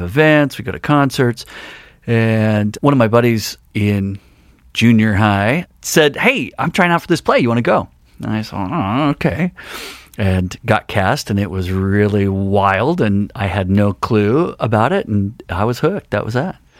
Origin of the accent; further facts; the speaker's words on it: Longmont, Colorado, United States; now in Missoula, United States; I grew up, uh, in Longmont, Colorado, which is a town outside of Boulder